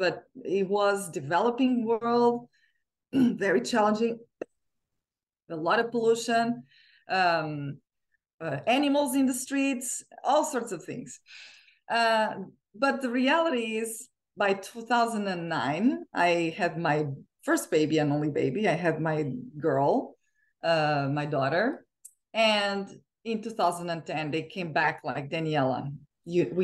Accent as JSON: {"language": "English", "country": "Portugal", "tie": "born or raised there", "also_born_or_lived": "China", "moved": "as an adult", "lives_now": "Bellevue, United States", "said": "growing up in Portugal"}